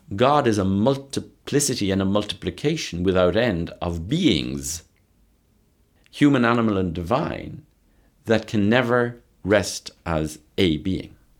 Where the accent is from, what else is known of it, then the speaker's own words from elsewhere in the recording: Ireland; growing up in Ireland, where I saw Protestants and Catholics killing each other in the name of religion